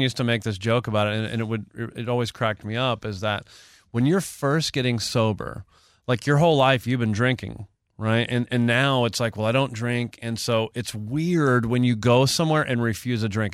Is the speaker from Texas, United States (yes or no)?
yes; Texas, United States; I'm from the South. I've lived in Texas most of my life